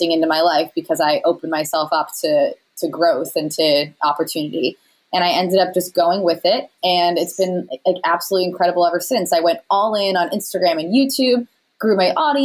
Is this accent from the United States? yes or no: yes; Rhode Island, United States; moved away as an adult; also born or lived in California; I'm from Rhode Island